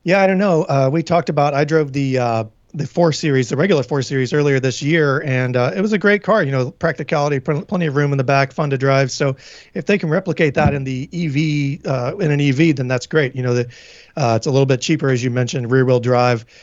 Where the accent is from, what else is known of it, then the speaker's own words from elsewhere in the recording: Tennessee, United States; now in New England, United States; I'm from Tennessee